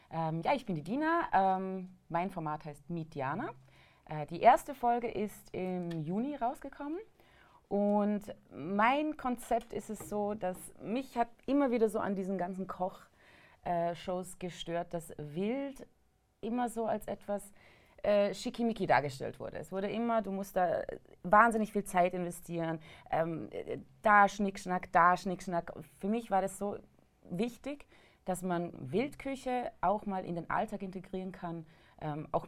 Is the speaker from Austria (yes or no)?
yes; Vorarlberg, Austria; äh, Vorarlbergerin, also ich komme aus dem westlichen Bundesland äh, Österreichs.